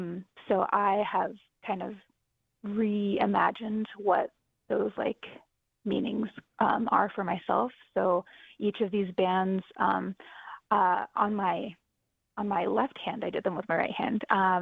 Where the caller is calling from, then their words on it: Oklahoma, United States; I am, like you said, a multidisciplinary artist. I'm coming in from Oklahoma